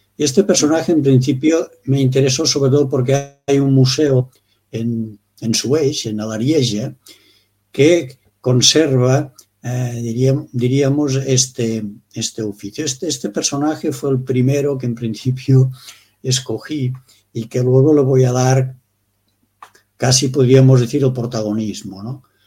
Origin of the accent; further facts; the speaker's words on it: Pre-Pyrenees, Baix Pallars area, Catalonia, Spain; nací exactamente en el Pre-Pirineo, que llamamos nosotros, mm. en la zona de, de Cataluña y Huesca